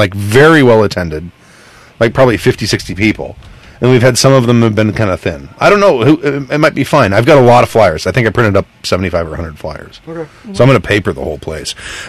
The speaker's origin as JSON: {"language": "English", "town": "Long Beach", "region": "California", "country": "United States", "tie": "born or raised there", "said": "I'm from Long Beach. I was born in Long Beach."}